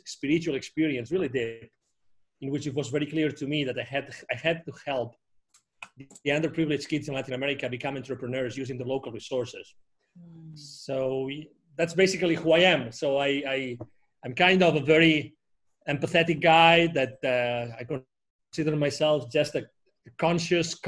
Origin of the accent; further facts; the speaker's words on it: near Barcelona, Catalonia, Spain; English is a second language; moved away as an adult; I was born near Barcelona in Spain